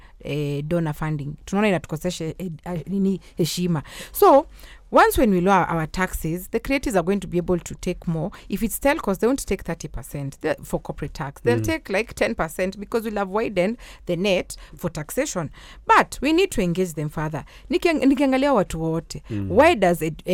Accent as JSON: {"language": "English", "region": "Nairobi", "country": "Kenya", "tie": "born or raised there", "said": "when I was growing up in Kilimani Primary, we had sports days"}